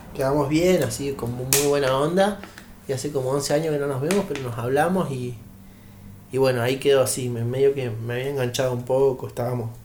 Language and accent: Spanish; Neuquén, Argentina; also born or lived in Mexico; Si yo soy de Neuquén.